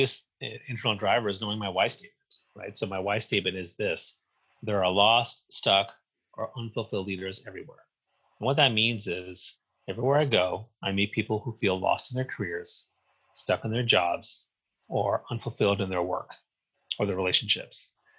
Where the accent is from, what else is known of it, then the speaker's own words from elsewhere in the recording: Eastern Canada, Canada; Well, I grew up on the East Coast, so I was a Habs fan my whole life.